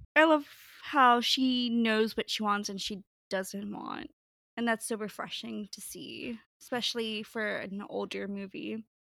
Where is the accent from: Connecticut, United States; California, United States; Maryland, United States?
California, United States; Pasadena; now in New Jersey, United States; I grew up in Pasadena, California, so I would run around Los Angeles